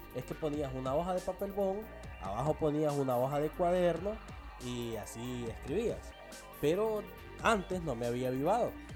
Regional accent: El Salvador; now in San Pedro Sula, Honduras

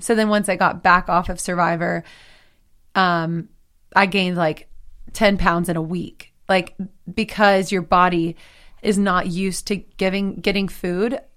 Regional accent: Texas, United States; moved away as an adult; also born or lived in Nashville; now in Los Angeles, United States; I'm from Texas

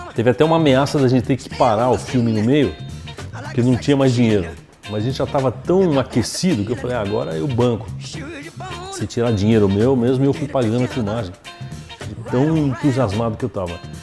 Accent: Brazil; eu sou brasileiro

